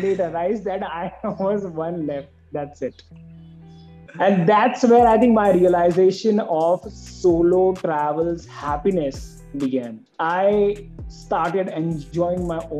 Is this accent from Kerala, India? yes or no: no; Mumbai, Maharashtra, India; I was from Mumbai